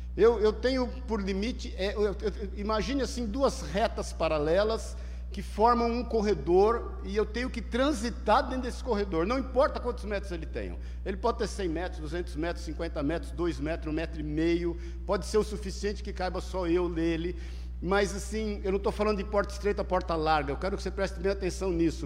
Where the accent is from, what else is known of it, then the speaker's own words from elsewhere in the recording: Paulista, São Paulo, Brazil; em casa, como todo paulista bom, lavando o carro.